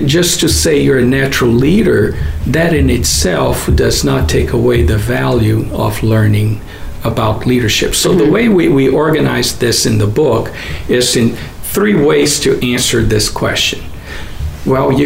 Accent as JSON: {"language": "English", "country": "Brazil", "tie": "born or raised there", "moved": "as an adult", "lives_now": "United States", "said": "I am originally from Brazil"}